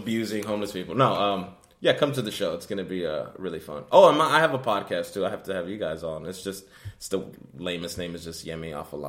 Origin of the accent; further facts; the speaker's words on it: New York, United States; moved away; I'm from New York, Manhattan.